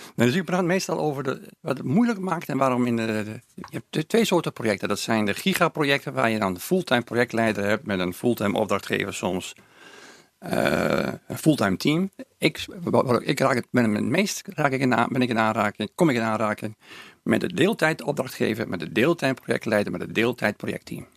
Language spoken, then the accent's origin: Dutch; Groningen, Netherlands; moved away as an adult; now in Hilversum, Netherlands; ik ben het grootste gedeelte van mijn leven heb ik, als Groningen tenminste, hè, want ik ben nu geëmigreerd naar Hilversum. Ja. Dan heb ik het grootste gedeelte heb ik eh, dan toch in de stad gewoond